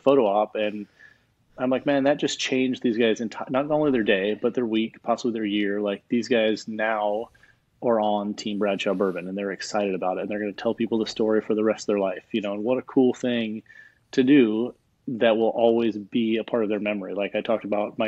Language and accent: English; Hawaii, United States; I grew up in Hawaii. That has been my home since I was a little kid.